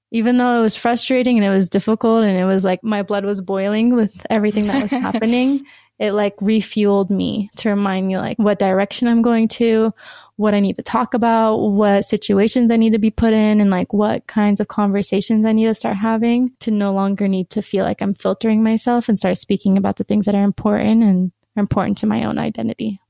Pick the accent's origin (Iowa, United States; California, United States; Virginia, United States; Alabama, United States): California, United States; Sacramento; moved away as an adult; now in Utah, United States; I was born and raised in Sacramento, California